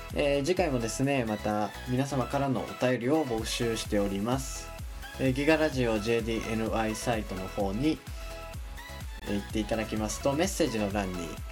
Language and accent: Japanese; Japan; 自分の地元のですね S 県